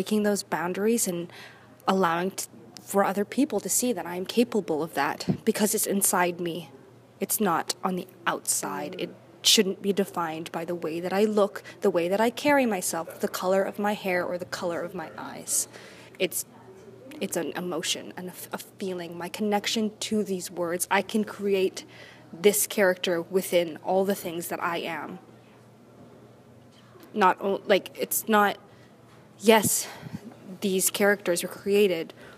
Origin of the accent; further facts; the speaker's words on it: Vancouver, British Columbia, Canada; I was born and raised in Vancouver.